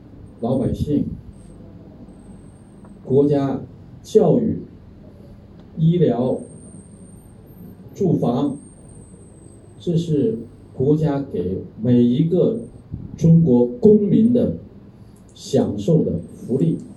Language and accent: Chinese; Thailand; Chinese is a second language; 我们有多少泰国人自己都没有看看自己的国家，是吧？去让外国人去看，现在正好外国人不来，我们泰国人自己去看吧，自己去玩吧，对不对？支持我们自己的国家不是很好。